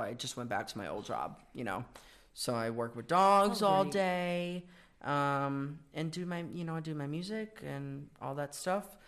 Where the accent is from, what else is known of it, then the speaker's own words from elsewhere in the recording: Worcester, Massachusetts, United States; also born or lived in Auburn; I am from Worcester. I grew up there.